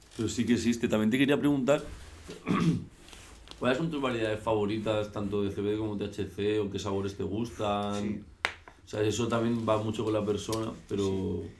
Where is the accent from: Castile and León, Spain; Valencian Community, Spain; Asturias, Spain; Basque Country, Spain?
Valencian Community, Spain; Valencia; now in Madrid, Spain; soy de Valencia